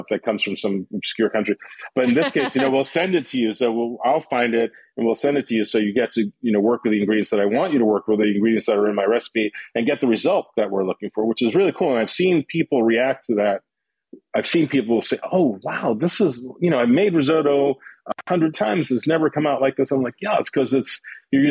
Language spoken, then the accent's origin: English; New York City, New York, United States; also born or lived in Long Island; growing up in Queens